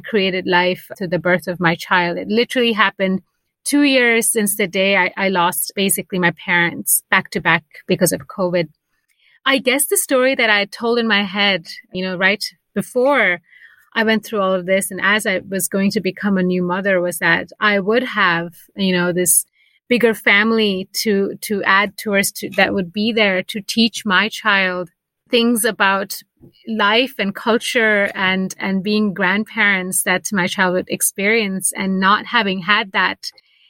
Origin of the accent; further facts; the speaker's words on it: United States; moved away as an adult; now in Basel, Switzerland; I'm Indian American, but for the last 7 years have been living outside of America.